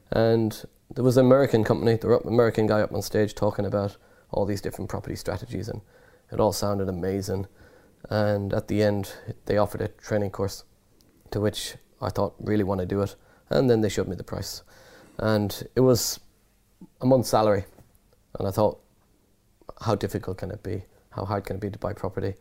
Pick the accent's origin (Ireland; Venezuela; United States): Ireland; accent: Irish; moved away as an adult; also born or lived in London / Nottinghamshire; by the accent, I'm Irish, so I was studying in Ireland in university